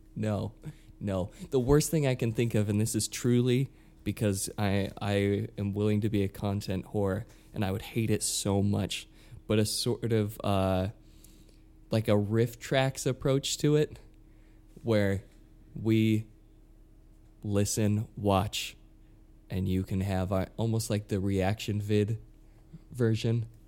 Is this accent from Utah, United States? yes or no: yes; Utah, United States; moved away as an adult; now in New York, United States; born and raised in, in Utah